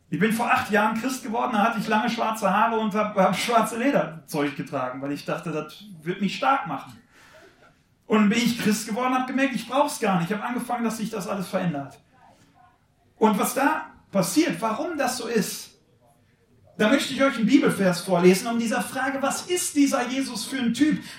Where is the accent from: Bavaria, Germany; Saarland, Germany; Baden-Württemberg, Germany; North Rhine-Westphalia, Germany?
North Rhine-Westphalia, Germany; Wanne-Eickel; ich komme aus Wanne-Eickel, das ist in Nordrhein-Westfalen, da bin ich zumindest aufgewachsen. Äh, kleiner Ort, 98.000 Einwohner, also viele Einwohner, aber kleiner Ort.